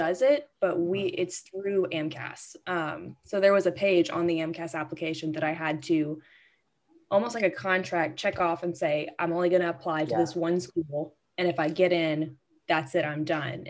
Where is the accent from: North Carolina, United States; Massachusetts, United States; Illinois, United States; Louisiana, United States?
Louisiana, United States; Shreveport; I wanted to end up back in Shreveport. This is my hometown. This is where I grew up